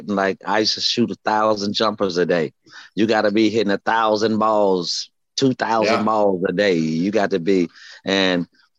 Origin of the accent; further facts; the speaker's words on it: Gainesville, Florida, United States; I'm from Gainesville, you know, Florida